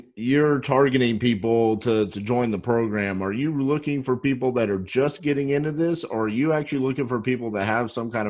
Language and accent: English; Dallas, Texas, United States; So I grew up here in Dallas, Fort Worth my whole life. And in 1990, I was 6 years old.